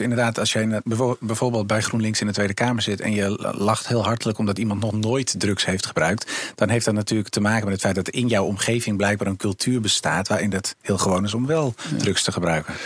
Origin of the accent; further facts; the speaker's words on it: Amsterdam, North Holland, Netherlands; Ik, ik ben opgegroeid in Amsterdam Zuidoost in de Bijlmer in de jaren 80, 90